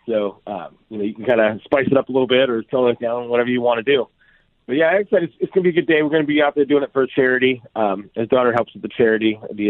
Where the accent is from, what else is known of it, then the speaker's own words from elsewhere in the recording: Glendora, California, United States; The city that I grew up in, a town called Glendora, just outside of L.A., that's Michael Anthony lived there.